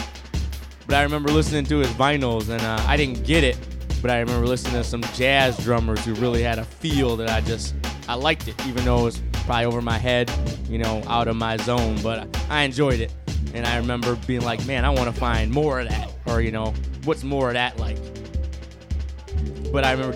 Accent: Mount Clemens, Michigan, United States; I grew up in Mount Clemens, Clinton Township area

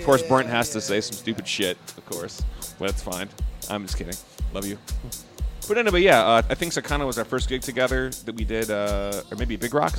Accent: Detroit, Michigan, United States; from Detroit.

